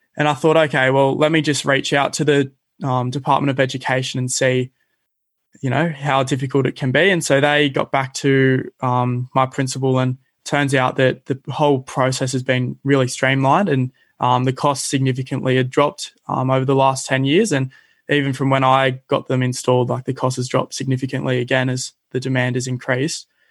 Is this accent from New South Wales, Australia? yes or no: yes; Cronulla, New South Wales, Australia; growing up in Cronulla, I've been pretty fortunate to spend a lot of my time at the beaches